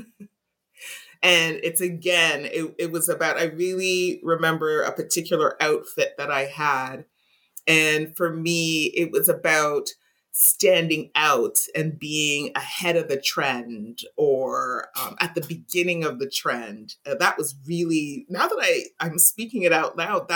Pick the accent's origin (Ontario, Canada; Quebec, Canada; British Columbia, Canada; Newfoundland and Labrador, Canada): Quebec, Canada; Montreal; I was born and raised in Montreal